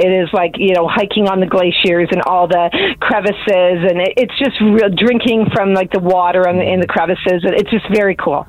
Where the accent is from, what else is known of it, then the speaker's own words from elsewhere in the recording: Edmonton, Alberta, Canada; I was born here in Edmonton